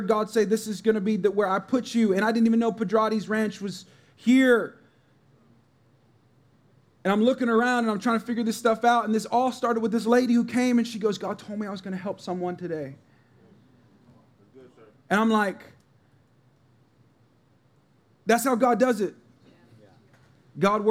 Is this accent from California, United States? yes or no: yes; California, United States; moved away as an adult; also born or lived in St. Louis; now in San Antonio, United States; I'm actually from California